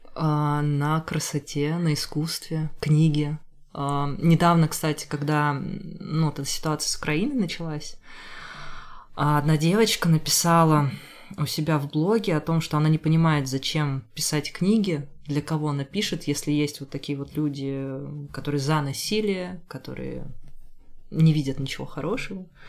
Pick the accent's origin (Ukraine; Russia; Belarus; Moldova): Russia; Rubtsovsk, Altai Krai; now in Saint Petersburg, Russia; я из Рубцовска, Рубцовск маленький город в Алтайском крае.